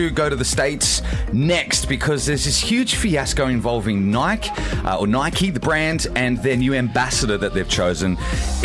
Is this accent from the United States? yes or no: no; Australia; As an Australian